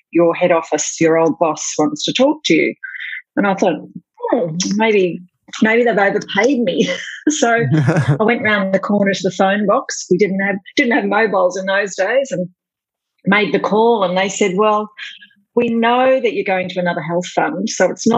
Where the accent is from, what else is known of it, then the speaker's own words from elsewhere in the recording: Warrnambool, Victoria, Australia; moved away as an adult; now in Darwin, Australia; So I was born in Warrnambool in Western Victoria.